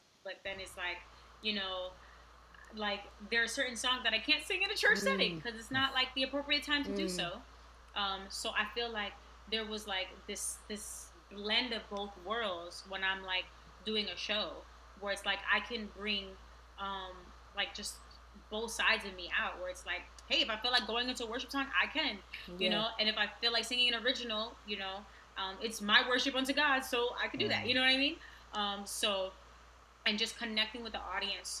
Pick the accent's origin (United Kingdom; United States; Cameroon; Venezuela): United States; New York City, New York; moved away; I want to like help people where I grew up. I grew up in Queensbridge